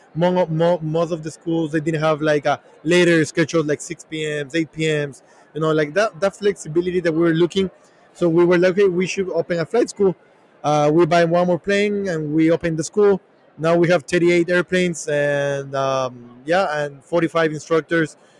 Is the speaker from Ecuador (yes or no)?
yes; Ecuador; moved away as an adult; now in United States; we're from Ecuador